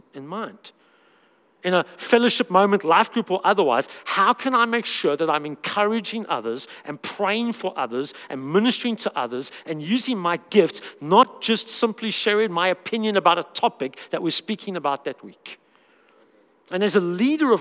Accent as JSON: {"language": "English", "country": "South Africa", "said": "I'm a South African man"}